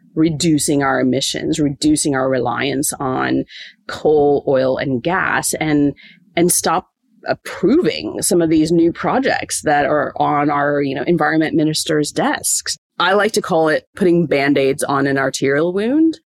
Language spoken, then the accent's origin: English; Springfield, Illinois, United States; moved away as an adult; now in Townsville, Australia; I actually grew up in the middle of a cornfield in the Midwest of the United States, in just outside of Springfield, Illinois